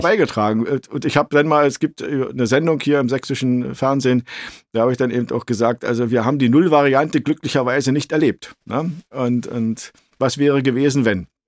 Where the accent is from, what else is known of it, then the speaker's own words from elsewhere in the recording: Brandenburg, Germany; in meinem Heimatland Brandenburg